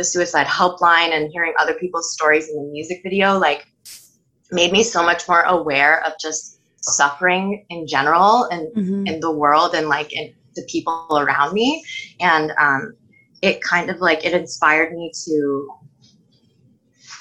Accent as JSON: {"language": "English", "town": "Toronto", "region": "Ontario", "country": "Canada", "said": "I'm from Toronto, Ontario"}